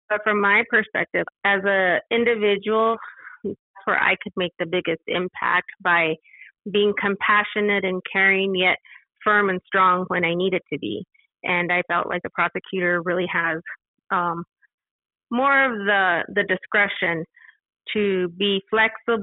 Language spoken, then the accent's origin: English; El Paso, Texas, United States; I was born and raised in El Paso